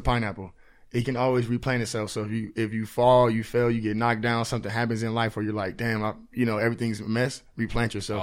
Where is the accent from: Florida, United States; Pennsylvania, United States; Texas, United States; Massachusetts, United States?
Texas, United States; Houston; now in San Antonio, United States; born here, but I was raised out in Houston. So, like, I graduated out in Houston.